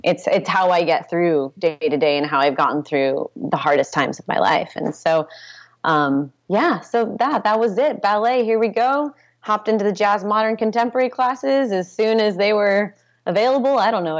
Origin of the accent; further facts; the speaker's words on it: Portland, Oregon, United States; born there; I was born in Portland, Oregon.